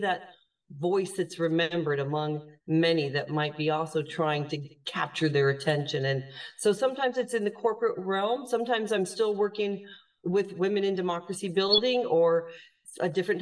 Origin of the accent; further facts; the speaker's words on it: United States; moved away as an adult; now in Ireland; I am an American. As you mentioned, we're talking from across the ocean. I live full-time in Europe, in Ireland now